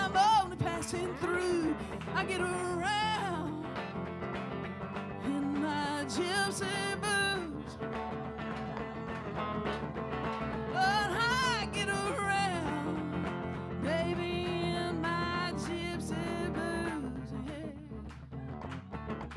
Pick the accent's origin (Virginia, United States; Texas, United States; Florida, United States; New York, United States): Texas, United States; I'm from Texas